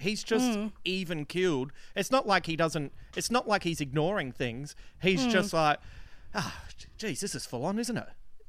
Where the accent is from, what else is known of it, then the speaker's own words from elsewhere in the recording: Adelaide, South Australia, Australia; also born or lived in Melbourne; now in Sydney, Australia; being from Adelaide and then living in Melbourne for 13 years and now living in Sydney for the last five